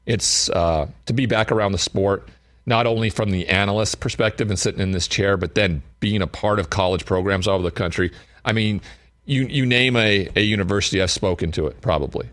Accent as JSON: {"language": "English", "town": "Great Falls", "region": "Montana", "country": "United States", "said": "I'm from Great Falls, Montana"}